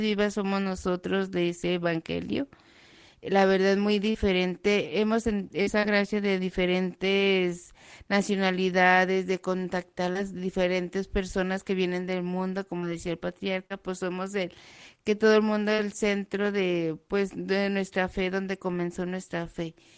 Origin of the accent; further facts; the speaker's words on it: Mexico; now in Nazareth, Israel; yo soy mexicana